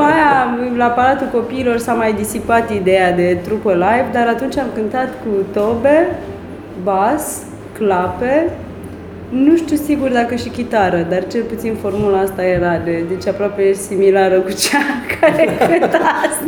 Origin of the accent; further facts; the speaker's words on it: Suceava, Suceava County, Romania; am crescut în Suceava